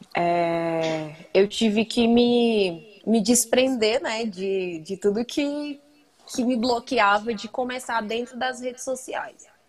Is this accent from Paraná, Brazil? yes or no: no; Brasília, Federal District, Brazil; now in Planaltina, Brazil; Eu sou de Brasília, moro em Planaltina.